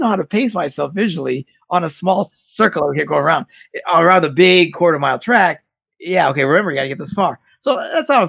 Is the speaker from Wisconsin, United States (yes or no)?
yes; Green Bay, Wisconsin, United States; I'm from Green Bay, Wisconsin, and football's a big deal here